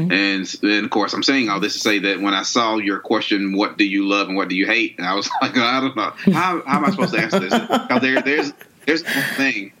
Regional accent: Monroe, Georgia, United States; I'm from the country. I'm from Monroe, Georgia.

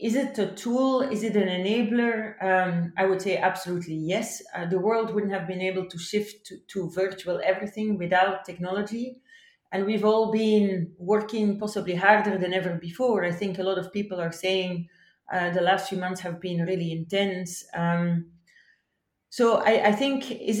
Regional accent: Belgium; my home country in Belgium

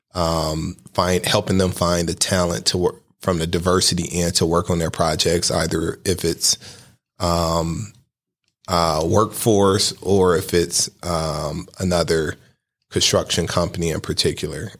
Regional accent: Cleveland, Ohio, United States; I was born and raised on East fifty-fifth Street, right across the street from East Tech

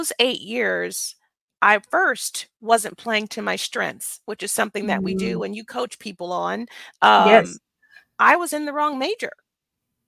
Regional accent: Birmingham, Alabama, United States; now in Frisco, United States; I was born and raised in Birmingham, Alabama

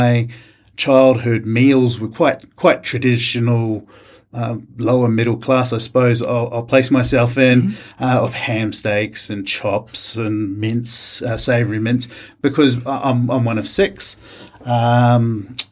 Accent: Rotorua, Bay of Plenty, New Zealand; moved away as an adult; also born or lived in Melbourne, Australia; now in Canberra, Australia; born and raised in New Zealand, in Rotorua

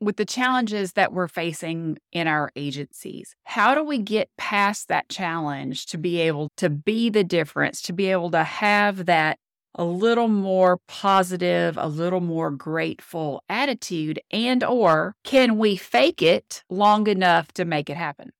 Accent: Louisiana, United States; now in Florida, United States; I'm from Louisiana, I'm in Florida now

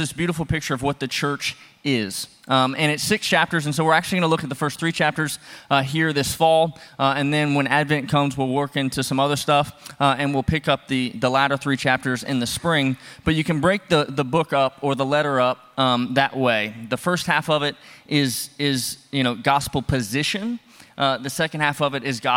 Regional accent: Louisiana, United States; moved away as an adult; also born or lived in Texas; now in Indiana, United States; I was actually born in Texas. But I grew up in Louisiana, and now that we live in Indiana

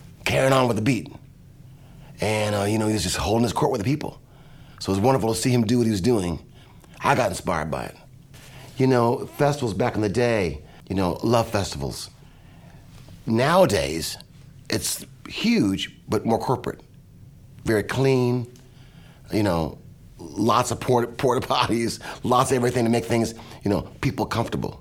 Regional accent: Kalamazoo, Michigan, United States; I'm from Kalamazoo, Michigan

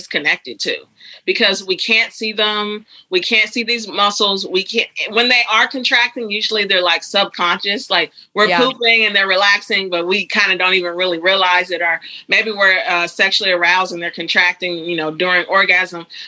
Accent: Huntsville, Alabama, United States; I grew up in Alabama. Small town. Well, it's a city called Huntsville in northern Alabama.

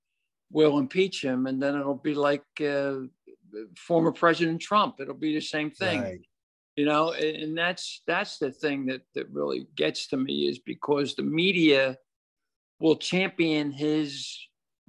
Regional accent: Philadelphia, Pennsylvania, United States; I was born and raised in South Philadelphia, so I know what the city of Philadelphia is or was

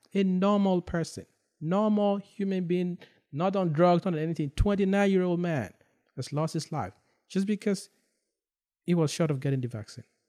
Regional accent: Nigeria; now in United States; I grew up in Nigeria

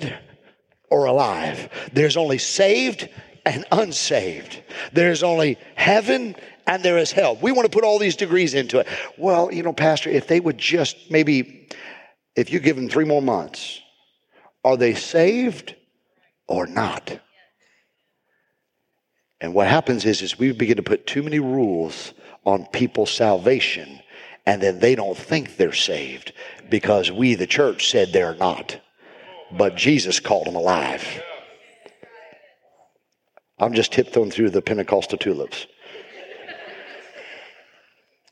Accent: South Bend, Indiana, United States; I grew up in South Bend

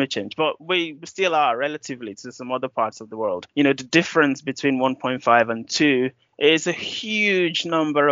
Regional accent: Nigeria; I'm Nigerian

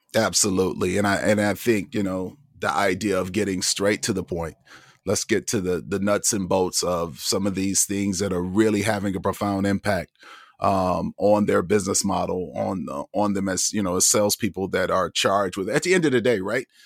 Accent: Toledo, Ohio, United States; moved away; I'm from Toledo, Ohio originally

